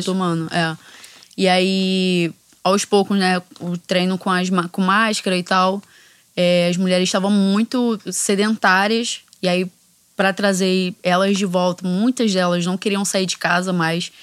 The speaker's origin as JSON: {"language": "Portuguese", "country": "Brazil", "said": "Foi a primeira vez que eu saí do Brasil"}